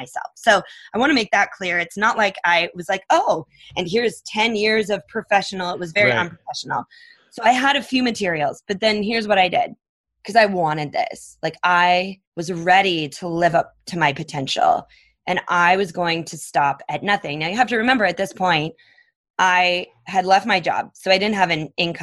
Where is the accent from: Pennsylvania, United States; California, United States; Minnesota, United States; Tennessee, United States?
Minnesota, United States; moved away; also born or lived in Phoenix; I grew up in Minnesota